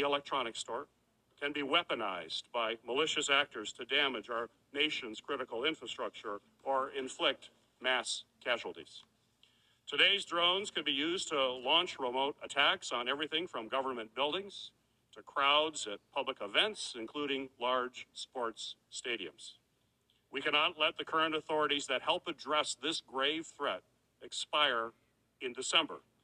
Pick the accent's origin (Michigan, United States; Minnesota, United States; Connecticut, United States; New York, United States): Michigan, United States; my home state of Michigan